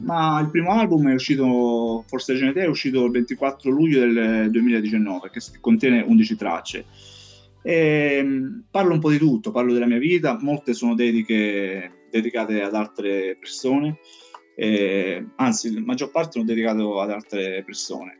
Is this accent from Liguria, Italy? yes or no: no; Tusa, Sicily, Italy; moved away as an adult; now in Santa Croce sull'Arno, Italy; il mio paese d'origine è Tusa in provincia di Messina, adesso vivo a Santa Croce sull'Arno in provincia di Pisa